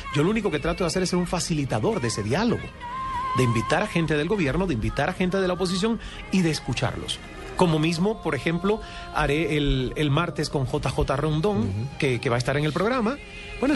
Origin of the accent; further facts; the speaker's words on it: El Caney, Santiago de Cuba, Cuba; moved away as an adult; now in Canada; en esa finca yo crecí subiéndome las matas de mangos